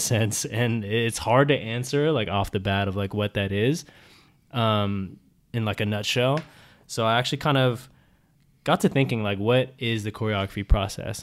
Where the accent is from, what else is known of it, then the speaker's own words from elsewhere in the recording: San Diego, California, United States; now in Los Angeles, United States; I'm from San Diego, California